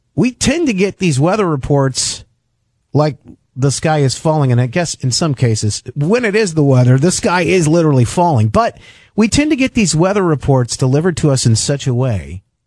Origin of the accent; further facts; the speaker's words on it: Grand Rapids, Michigan, United States; my hometown in West Michigan, where I live right now in Grand Rapids